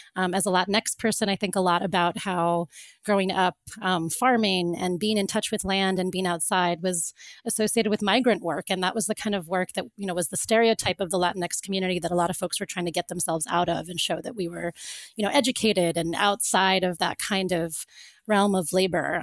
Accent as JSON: {"language": "English", "region": "Florida", "country": "United States", "tie": "born or raised there", "also_born_or_lived": "Cape Town", "said": "I grew up in Florida"}